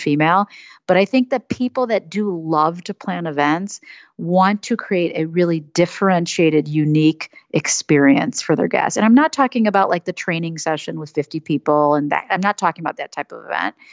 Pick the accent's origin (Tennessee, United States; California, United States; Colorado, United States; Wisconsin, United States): Wisconsin, United States; Madison; moved away as an adult; also born or lived in Michigan; now in Chicago, United States; I grew up in Madison, Wisconsin, and moved to Chicago after University of Michigan, so Midwesterner